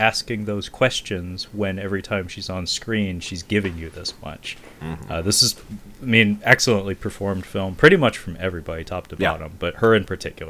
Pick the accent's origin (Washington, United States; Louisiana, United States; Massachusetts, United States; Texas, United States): Washington, United States; Seattle; I am from Seattle, the Pacific Northwest, and it comes out wooder.